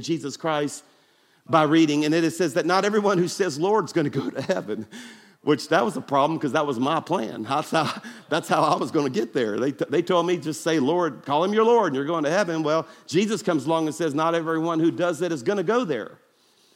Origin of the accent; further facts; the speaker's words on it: Baton Rouge, Louisiana, United States; now in Birmingham, United States; my hometown of Baton Rouge